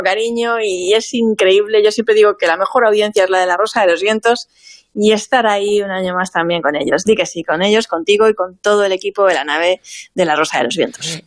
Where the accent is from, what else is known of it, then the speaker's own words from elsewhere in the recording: Vinalopó, Valencian Community, Spain; en mi pueblo